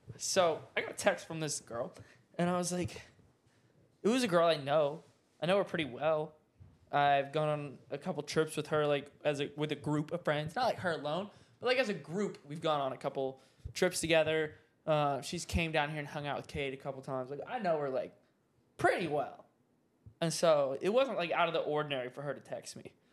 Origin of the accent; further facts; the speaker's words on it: the South, United States; now in Dallas, United States; I'm from the South